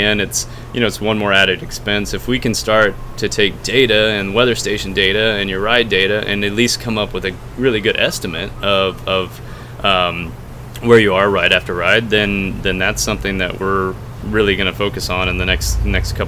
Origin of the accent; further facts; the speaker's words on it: Texas, United States; I'm from Texas